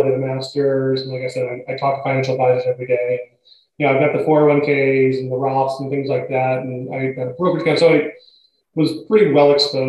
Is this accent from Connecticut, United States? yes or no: yes; Connecticut, United States; also born or lived in Rhode Island; now in Boston, United States; I've lived in the greater Boston area longer than I've lived anywhere else. I grew up in Connecticut.